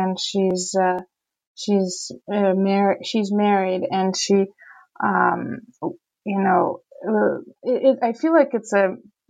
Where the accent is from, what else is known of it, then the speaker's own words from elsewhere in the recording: Saint Petersburg, Russia; growing up in Petersburg, you know, in the 80s and 90s, I personally didn't even know the word homosexual